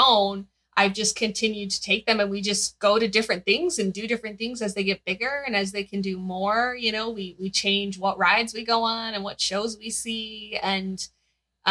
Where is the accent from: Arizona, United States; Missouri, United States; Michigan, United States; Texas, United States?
Michigan, United States; born and bred in Michigan